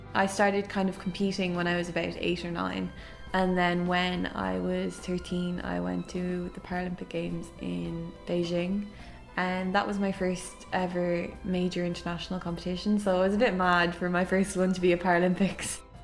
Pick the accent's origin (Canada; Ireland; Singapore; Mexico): Ireland; Dublin, Leinster; I'm from Clontarf